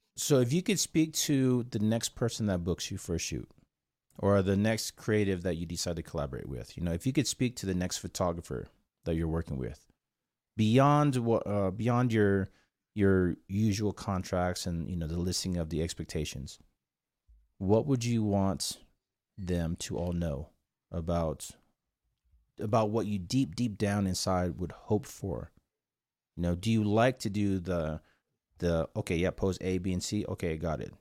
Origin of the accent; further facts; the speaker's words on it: South Korea; English is a second language; moved away; I was born in a little island called South Korea.